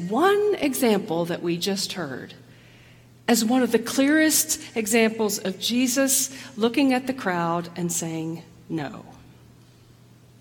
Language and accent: English; the South, United States; I grew up in the South. I grew up as a woman in the South